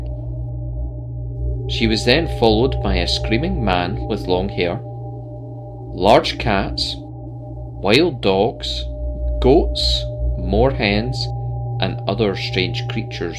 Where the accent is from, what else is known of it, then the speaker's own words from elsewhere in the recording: Scotland, United Kingdom; born and bred in Scotland.